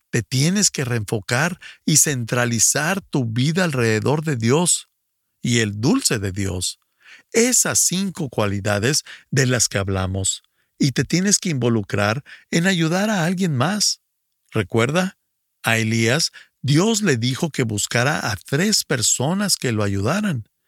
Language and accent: Spanish; Ecuador; Buenos días … soy del Ecuador.